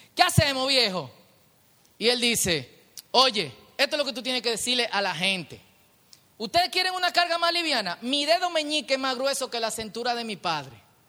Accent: Dominican Republic; yo soy el pueblo dominicano

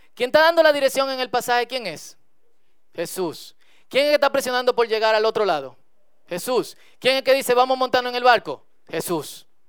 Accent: Dominican Republic; como buen dominicano

